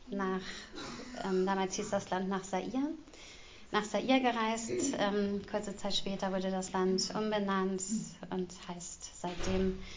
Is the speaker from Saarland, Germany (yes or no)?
no; Großburgwedel, Lower Saxony, Germany; Und also ich komme aus Großburg-Wedel.